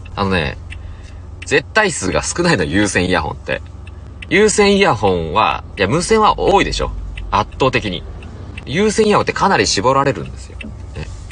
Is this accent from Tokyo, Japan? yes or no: no; Hokkaido, Japan; 僕北海道出身